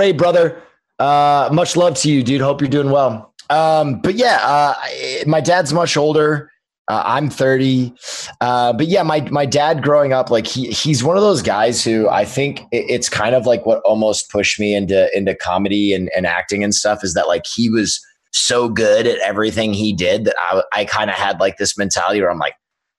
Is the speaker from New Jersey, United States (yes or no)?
yes; Princeton, New Jersey, United States; moved away as an adult; also born or lived in Manhattan, New York / Long Island, New York; now in Los Angeles, United States; I split time between Manhattan and Long Island. Was like the first 7 years of my life, and then Princeton, New Jersey.